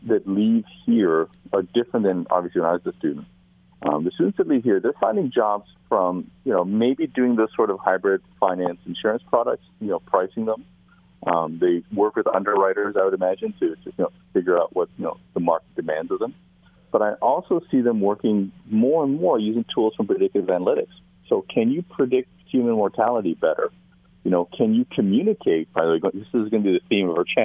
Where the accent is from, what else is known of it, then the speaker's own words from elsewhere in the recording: Vancouver, British Columbia, Canada; now in East Lansing, United States; I'm originally from Vancouver, Canada, which is also a big city